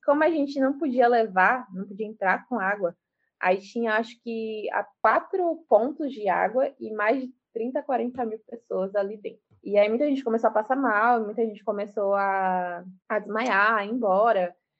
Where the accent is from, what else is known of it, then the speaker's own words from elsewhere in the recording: Salvador, Bahia, Brazil; now in Lauro de Freitas, Brazil; sou nascida e criada em Salvador, sou do subúrbio ferroviário de Salvador